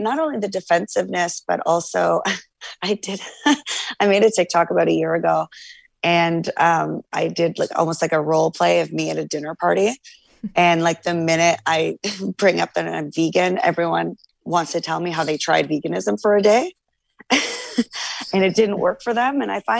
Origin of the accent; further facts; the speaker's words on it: Canada; I find the typical American diet, I'm Canadian as well.